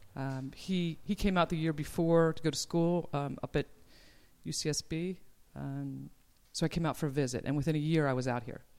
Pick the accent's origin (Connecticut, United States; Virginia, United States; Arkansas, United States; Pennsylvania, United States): Pennsylvania, United States; Philadelphia; now in Ojai, United States; I grew up on the East Coast